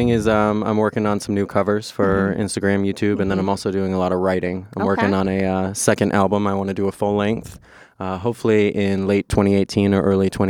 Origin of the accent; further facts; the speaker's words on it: Boston, Massachusetts, United States; moved away as an adult; now in Los Angeles, United States; I'm from Boston, Massachusetts. I recently just relocated to Los Angeles.